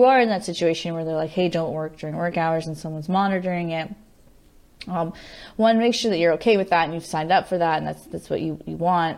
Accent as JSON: {"language": "English", "town": "Henderson", "region": "Nevada", "country": "United States", "tie": "born or raised there", "also_born_or_lived": "California / Colorado / Florida", "said": "I moved around a bit, but I went to high school in Las Vegas, Nevada, Henderson, right outside of Las Vegas in Henderson. But I grew up before that in all over. I was California, Colorado, Florida."}